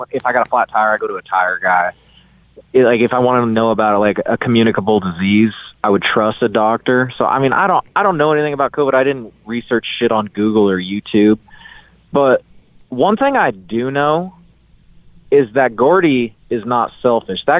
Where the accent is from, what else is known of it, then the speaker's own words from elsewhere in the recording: Molalla, Oregon, United States; he owned a bakery in my hometown of Malala years and years ago